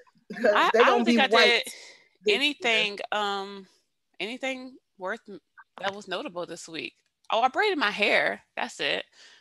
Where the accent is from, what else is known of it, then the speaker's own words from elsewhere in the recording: United States; as an American